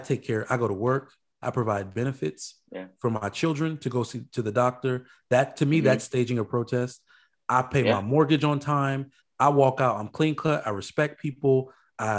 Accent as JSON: {"language": "English", "country": "Nigeria", "said": "I'm Nigerian."}